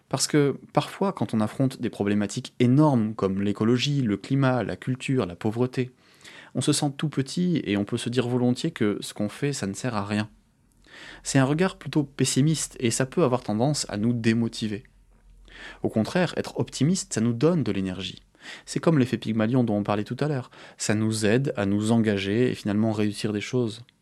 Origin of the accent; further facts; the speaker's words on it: France; Je suis français. Et ça me donne accès à des droits, par exemple.